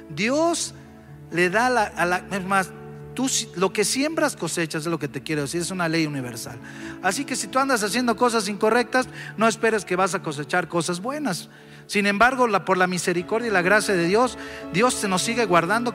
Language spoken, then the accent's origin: Spanish; Mexico City, Mexico; los que somos aquí de la Ciudad de México